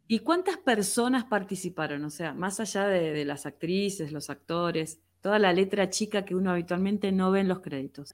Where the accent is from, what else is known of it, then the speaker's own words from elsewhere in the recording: Comodoro Rivadavia, Chubut, Argentina; los comodorenses que estamos acostumbrados a, caminar contra el viento